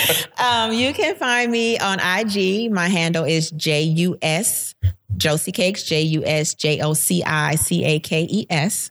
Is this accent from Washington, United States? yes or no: no; Florida, United States; now in Georgia, United States; I'm from Florida.